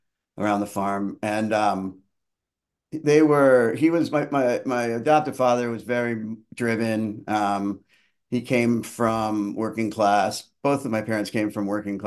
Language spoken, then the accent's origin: English; Far Hills, New Jersey, United States; born or raised there; also born or lived in Yonkers, New York / Portland, Maine / Portland, Oregon; now in Maine, United States